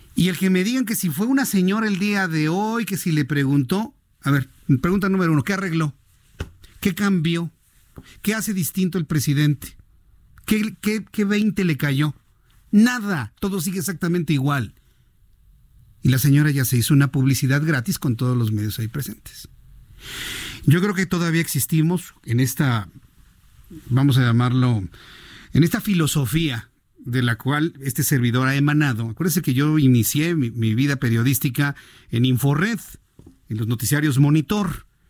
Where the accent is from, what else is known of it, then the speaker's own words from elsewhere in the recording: Mexico; soy muy mexicano, muy, muy mexicano